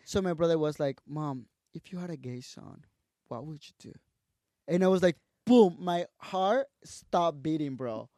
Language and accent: English; Tabasco, Mexico; English is a second language; moved away as an adult; also born or lived in Guadalajara, Mexico / Mexico City, Mexico; I went to Tabasco to my hometown